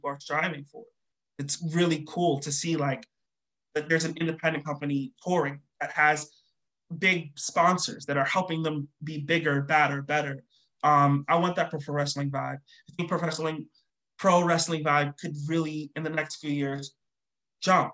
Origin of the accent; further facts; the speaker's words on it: New York City, New York, United States; I'm from New York.